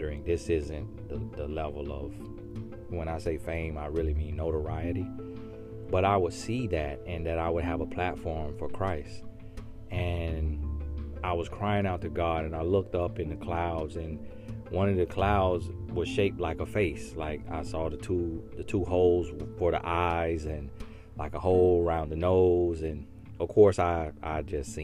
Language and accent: English; Auburndale, Florida, United States; moved away as an adult; also born or lived in El Paso, Texas / Winter Haven, Florida; I was raised in Arbondale, Florida from the age of 5 years old, I believe. And I stayed there until college.